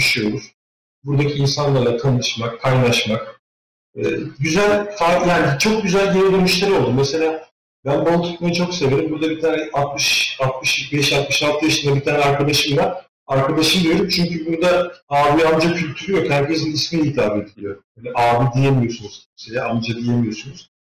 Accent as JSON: {"language": "Turkish", "region": "İzmir", "country": "Turkey", "moved": "as an adult", "lives_now": "Finland", "said": "Ben İzmir'liyim. E, yani oralıyız"}